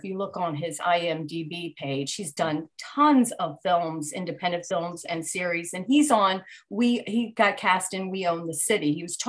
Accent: Baltimore, Maryland, United States

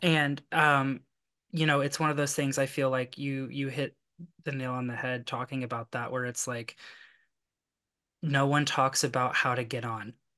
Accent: Lexington, Kentucky, United States; I'm from Kentucky

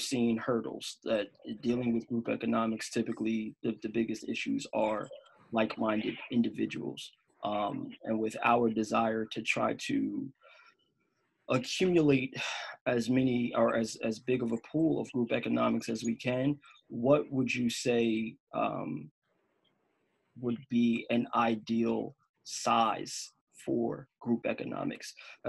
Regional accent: New Jersey, United States; now in Los Angeles, United States; I live in LA. I'm from Jersey. I travel back and forth all the time.

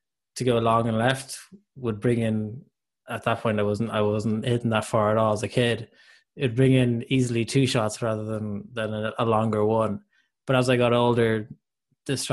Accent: Ireland; as an Irishman

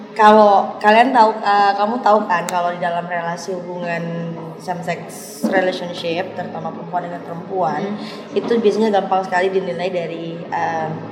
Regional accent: West Nusa Tenggara, Indonesia; aku dari Nusa Tenggara Barat

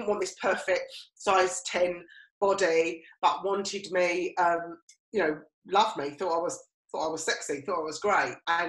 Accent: East of England, United Kingdom; And actually, because I came from Essex, I almost kind of stifled what I was. I kind of put on a posher voice.

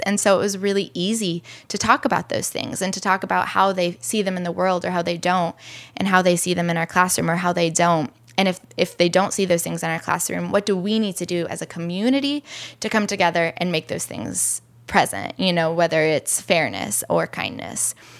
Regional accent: Illinois, United States; now in Chicago, United States; I'm from Illinois

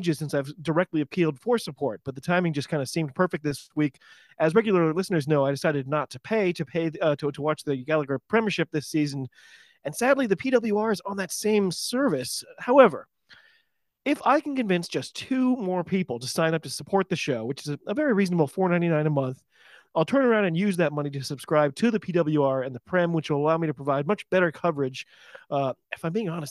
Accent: United States; I'm an American rugby fan

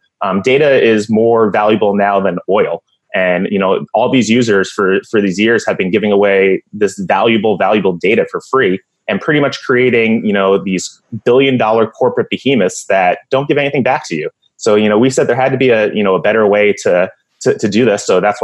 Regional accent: New York, United States; now in Phoenix, United States; Well, I'm from Phoenix, so, you know, I definitely favor the Suns. I'm originally from New York, but let's not even talk about the Knicks.

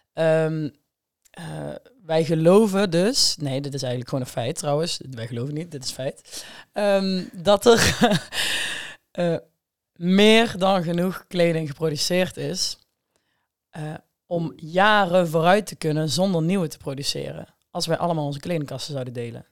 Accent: Hegelsom, Limburg, Netherlands; now in Amsterdam, Netherlands; ik kom uit Hegelsom. Ik woon tegenwoordig in Amsterdam

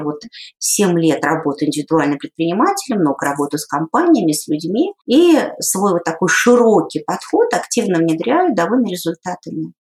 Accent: Saint Petersburg, Russia; я сама родом из Санкт-Петербурга

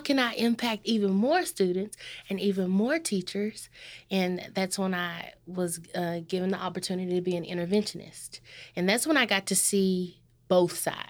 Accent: Corsicana, Texas, United States; I am born and raised in Corsicana.

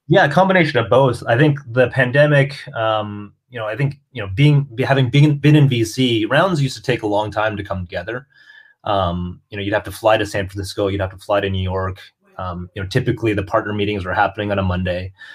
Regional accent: Canada; I'm also Canadian.

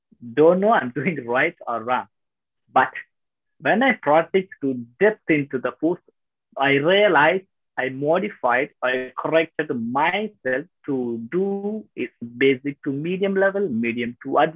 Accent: Tamil Nadu, India; also born or lived in Thailand / Malaysia; now in Vietnam; I'm from South India, Tamil Nadu

